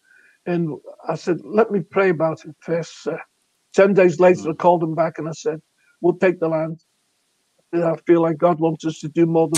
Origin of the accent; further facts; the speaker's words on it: Russia; I'm from Russia, and I'm cutting the grass.